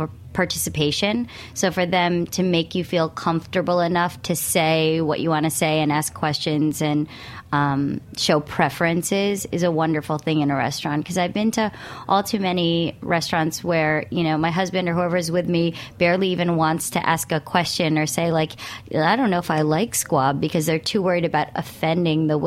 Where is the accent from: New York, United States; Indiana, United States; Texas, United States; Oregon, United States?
New York, United States; as a New Yorker